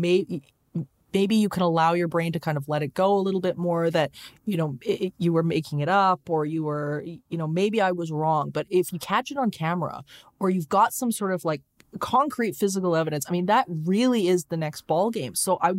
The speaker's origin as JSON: {"language": "English", "town": "Leduc", "region": "Alberta", "country": "Canada", "tie": "born there", "said": "I was born in Leduc, Alberta, which is at the time is extremely small town, and everybody knows your business."}